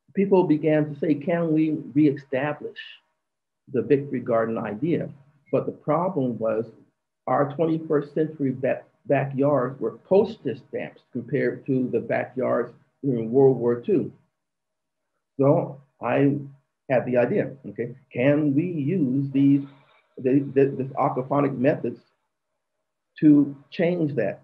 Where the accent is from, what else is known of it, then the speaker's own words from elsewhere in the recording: Phoenix, Arizona, United States; the inner city where I'm from. I was born in Phoenix, Arizona